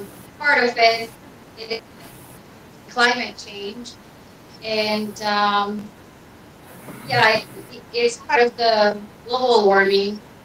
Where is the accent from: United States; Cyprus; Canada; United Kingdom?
Cyprus; I'm from Cyprus.